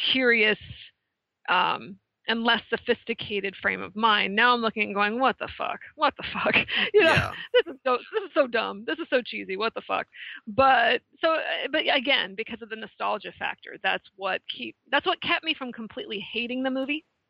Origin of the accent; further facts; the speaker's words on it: West Coast, United States; moved away as an adult; now in Connecticut, United States; growing up on the West Coast and coming here